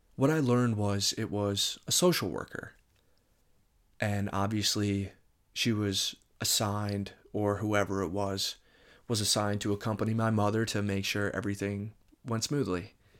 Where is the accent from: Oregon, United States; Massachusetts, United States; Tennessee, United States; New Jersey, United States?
New Jersey, United States; Moorestown; I'm from Moorestown, New Jersey.